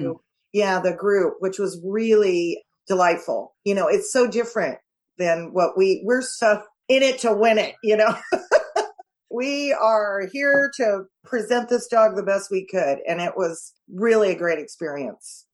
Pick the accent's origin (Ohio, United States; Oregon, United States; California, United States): California, United States; I'm from California